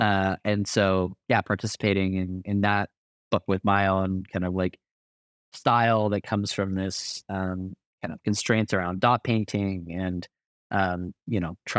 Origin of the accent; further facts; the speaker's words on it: Arizona, United States; now in Colorado, United States; the desert being like the home that I grew up in growing up in Southern Arizona most of my life. And then, you know, the mountains being the home that I live in now and, you know, living in Colorado